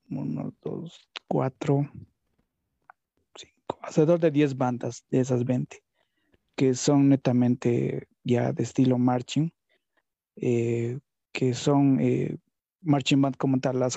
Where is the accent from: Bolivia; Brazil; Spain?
Bolivia; qué nivel había exactamente en Bolivia. Estaba muy cerrado en mi pueblito, por decirlo así.